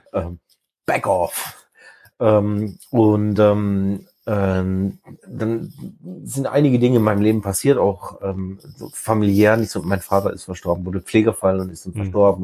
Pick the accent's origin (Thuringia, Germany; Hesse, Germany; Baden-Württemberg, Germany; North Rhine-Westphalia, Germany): Baden-Württemberg, Germany; Black Forest; moved away as an adult; now in near Lüneburg, Germany; ich bin halt aus dem Schwarzwald